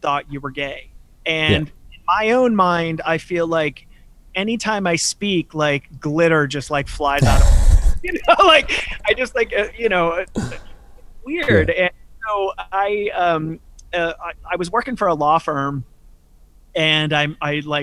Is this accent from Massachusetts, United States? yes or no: yes; Chelsea, Massachusetts, United States; I grew up in Chelsea, Massachusetts